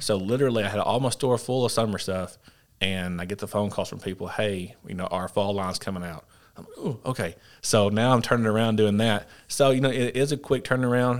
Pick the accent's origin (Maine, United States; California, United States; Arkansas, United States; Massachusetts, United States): Arkansas, United States; Paragould; growing up in Perigold